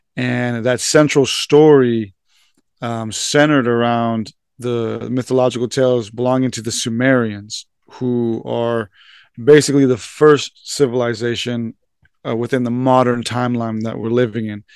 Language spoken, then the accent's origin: English; San Diego, California, United States; I was born and raised here in San Diego, uh, for the first twenty-five years of my life